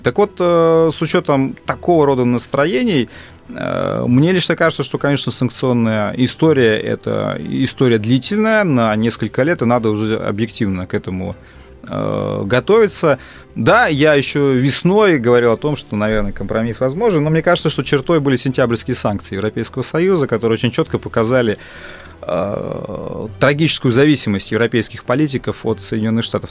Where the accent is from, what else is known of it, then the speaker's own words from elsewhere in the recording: Russia; я россиянин